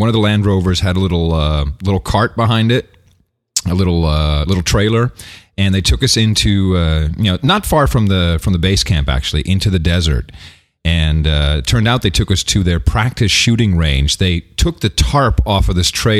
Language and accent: English; United States; I'm American